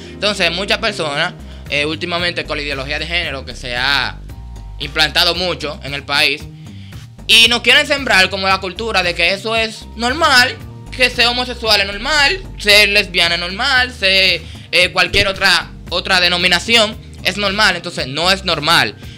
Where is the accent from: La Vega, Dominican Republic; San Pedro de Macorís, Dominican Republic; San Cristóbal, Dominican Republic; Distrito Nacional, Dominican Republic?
Distrito Nacional, Dominican Republic; Sabana Perdida; soy de Sabana Perdida, sector Sabana Perdida, eh, barrio Villa Germán.